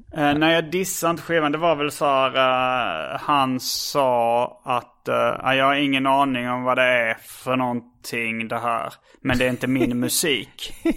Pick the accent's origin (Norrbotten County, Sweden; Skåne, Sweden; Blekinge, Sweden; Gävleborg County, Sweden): Skåne, Sweden; Hjärup; accent: Scanian; moved away; also born or lived in Stockholm; jag är från Hjärup